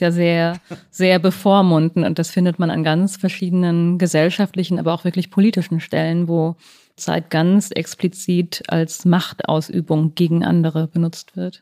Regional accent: West Germany, Germany; ich bin ja auch in den 80er Jahren aufgewachsen in Westdeutschland

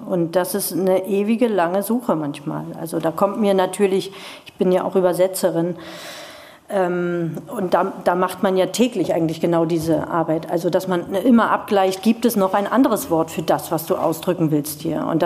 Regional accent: East Germany, Germany; weil ich in einer Garnisonsstadt aufgewachsen bin in der DDR

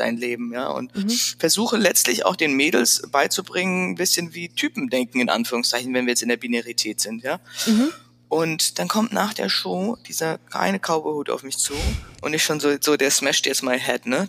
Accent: Frankfurt, Hesse, Germany; born or raised there; accent: Hessian; moved away as an adult; also born or lived in Paris / Milan / Freiburg / San Francisco

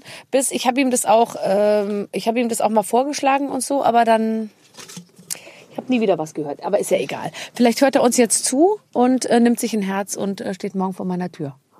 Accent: Munich, Bavaria, Germany; als Münchnerin

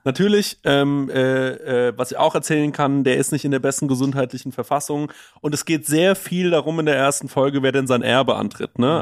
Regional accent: Düsseldorf, North Rhine-Westphalia, Germany; bei uns in Düsseldorf

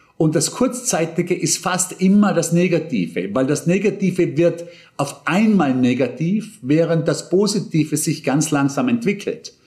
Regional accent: Bregenz, Vorarlberg, Austria; in Bregenz nicht viel anders, äh, wo ich aufgewachsen bin

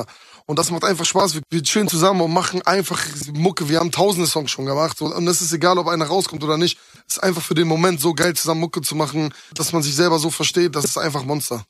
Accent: Hamburg, Germany; moved away as an adult; now in Berlin, Germany; Das ist ja die Stadt, wo ich herkomme und die liebe ich auch über alles.

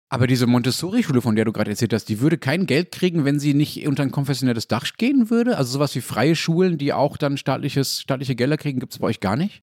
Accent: Dortmund, North Rhine-Westphalia, Germany; in Dortmund, wo ich aufgewachsen bin

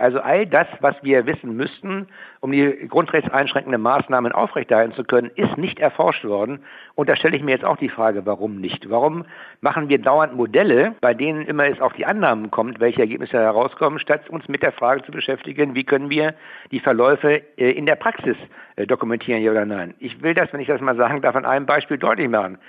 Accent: Schleswig-Holstein, Germany; bei uns in Schleswig-Holstein

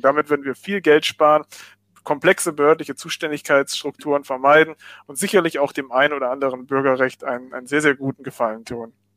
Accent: Germany; bei uns in Deutschland

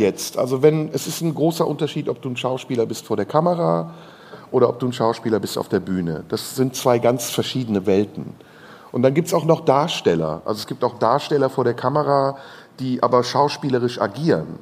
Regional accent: Turkey; moved away; meine ehemaligen Landsleute, die Türken

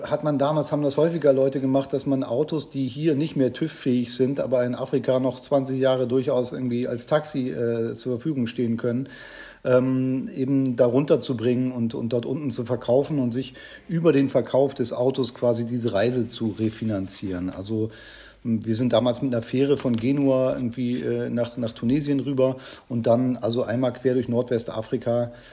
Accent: Germany; also ganz normal aufgewachsen in der Nähe von Hamburg

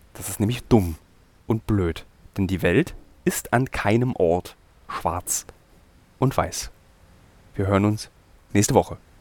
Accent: Berlin, Germany; als Berliner, als gebürtiger Berliner

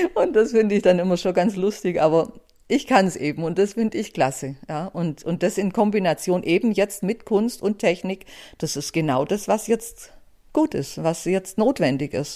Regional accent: Buxheim, Bavaria, Germany; Ich bin im Allgäu aufgewachsen, in Buxheim, an, direkt an der Iller

